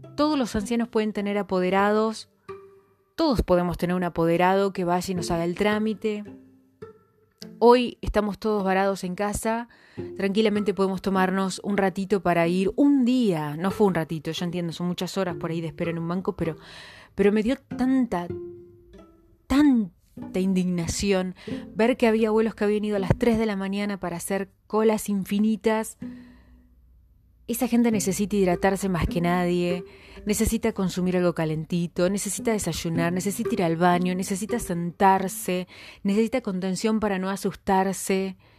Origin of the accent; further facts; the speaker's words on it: Argentina; somos Argentina, familias numerosas